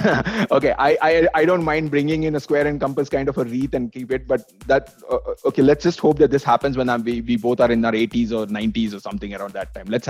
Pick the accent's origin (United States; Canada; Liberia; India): India; Maharashtra; My home state, Maharashtra.